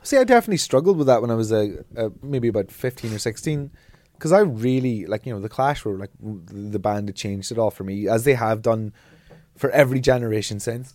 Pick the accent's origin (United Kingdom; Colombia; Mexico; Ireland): Ireland; being an Irish person and being proud of my Irish culture and heritage